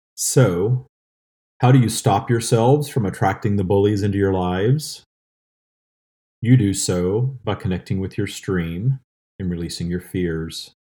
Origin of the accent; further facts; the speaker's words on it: the South, United States; I grew up in the seventies and eighties in a small town in the South